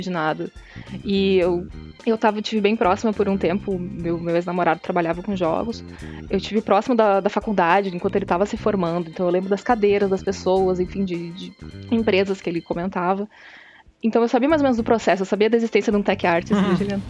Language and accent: Portuguese; Santa Cruz do Sul, Rio Grande do Sul, Brazil; Eu sou do interior, eu sou de Santa Cruz do Sul